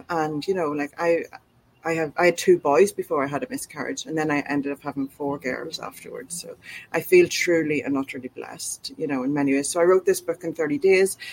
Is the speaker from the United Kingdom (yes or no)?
no; Ireland; moved away as an adult; now in Australia; I'm from Ireland, so we moved to Australia two and a half years beforehand